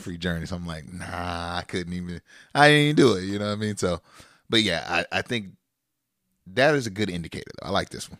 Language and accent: English; Sacramento, California, United States; We're from Sacramento.